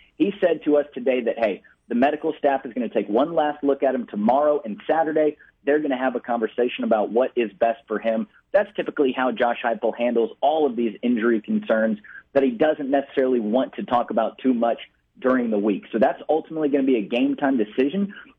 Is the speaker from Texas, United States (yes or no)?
yes; Frisco, Texas, United States; moved away as an adult; But that arena that they're playing in is actually my hometown. That's where I grew up. That's where I spent the first 18 years of my life.